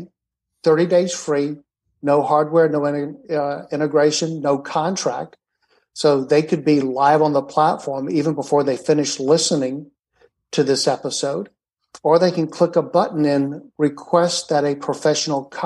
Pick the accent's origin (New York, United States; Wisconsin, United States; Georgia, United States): Georgia, United States; Atlanta; moved away; I was raised in Atlanta